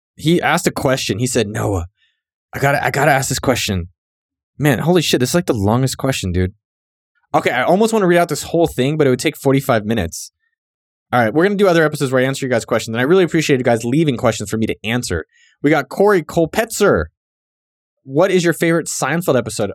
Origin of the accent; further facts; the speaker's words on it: San Jose, California, United States; moved away; also born or lived in Berkeley, California / Austin, Texas; I'm born and bred in San Jose, California, four oh eight Yay area